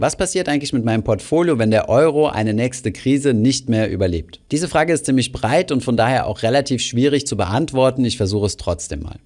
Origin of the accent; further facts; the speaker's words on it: Germany; bei uns in Deutschland